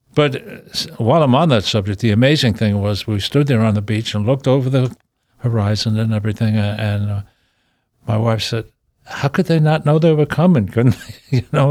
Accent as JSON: {"language": "English", "town": "New York City", "region": "New York", "country": "United States", "said": "I was a guy from Brooklyn"}